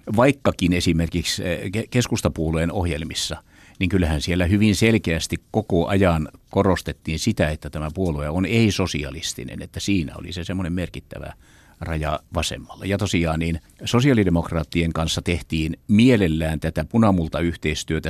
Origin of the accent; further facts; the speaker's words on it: Seinäjoki, South Ostrobothnia, Finland; Mä tulen itse Seinäjoelta